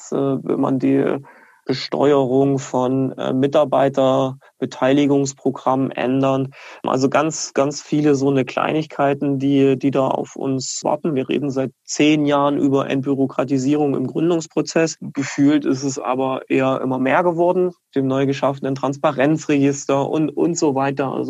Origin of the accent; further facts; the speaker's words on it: Leipzig, Saxony, Germany; dass Standorte wie Leipzig allen voran natürlich als Leipziger